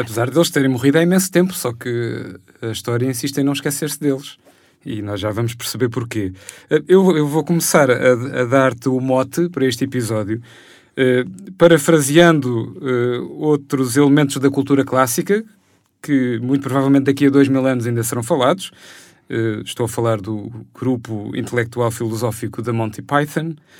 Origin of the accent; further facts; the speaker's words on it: Lisbon, Portugal; eu cresci em Benfica, na zona do cemitério